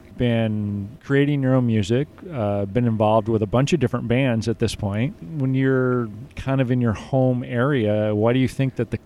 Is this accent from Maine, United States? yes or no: yes; Maine, United States; You and I both being from the same area of Maine, born in the same county